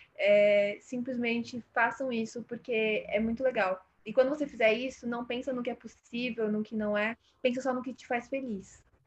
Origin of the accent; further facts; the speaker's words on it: São Paulo, Brazil; dentro do Jardim São Luís, é, cresci, cresci aqui, nasci aqui em São Paulo